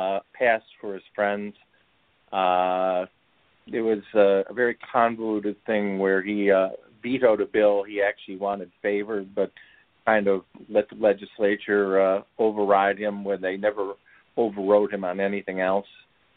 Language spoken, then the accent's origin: English; Chicago, Illinois, United States; now in Maryland, United States; No, I was born in the Chicago area.